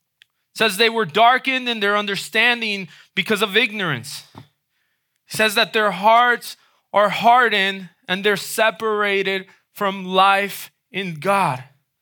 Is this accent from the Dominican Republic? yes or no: yes; Dominican Republic; moved away; Many of you know I grew up in the Dominican Republic, right? At around age 8, I moved over to the Dominican Republic. My parents were missionaries there.